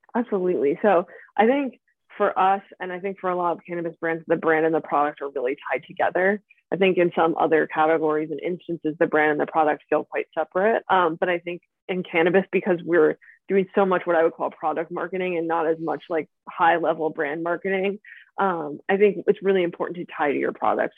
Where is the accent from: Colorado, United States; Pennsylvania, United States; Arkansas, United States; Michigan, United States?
Pennsylvania, United States; outside Philadelphia; moved away as an adult; now in Venice, California, United States; I grew up outside Philadelphia in Pennsylvania